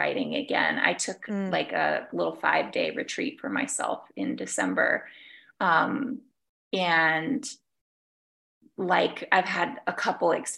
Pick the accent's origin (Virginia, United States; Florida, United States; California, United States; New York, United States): Virginia, United States; now in Tucson, United States; I was born in Virginia and I grew up going to Virginia Beach and Nag's Head in North Carolina